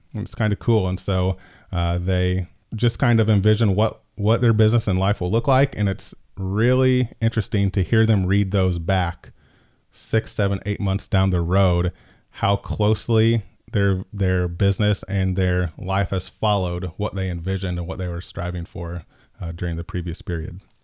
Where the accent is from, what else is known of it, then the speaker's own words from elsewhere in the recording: Decatur, Illinois, United States; I'm from Decatur, born and raised